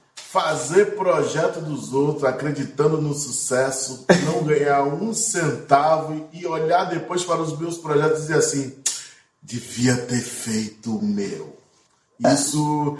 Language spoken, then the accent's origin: Portuguese; Salvador, Bahia, Brazil; eu nasci no Curuzu